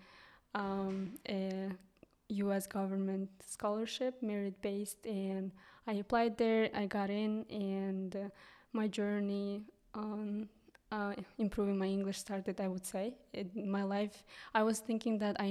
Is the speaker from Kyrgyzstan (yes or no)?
yes; southern Kyrgyzstan, Kyrgyzstan; first language Kyrgyz; English is a second language; moved away as an adult; also born or lived in United States; now in Hungary; I'm from Kyrgyzstan, and I'm also actually from southern part, which is pretty small village.